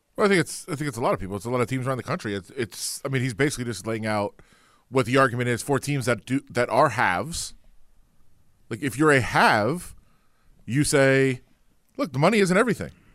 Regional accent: Ann Arbor, Michigan, United States; I'm, I'm from Ann Arbor. I'm a Michigan fan.

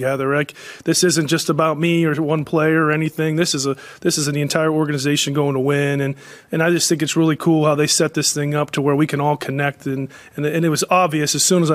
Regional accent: Pittsburgh, Pennsylvania, United States; moved away; I grew up in Pittsburgh

